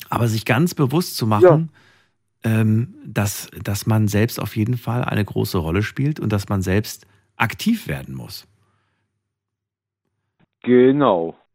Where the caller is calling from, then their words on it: Heilbronn, Baden-Württemberg, Germany; Von Richtung Heilbronn.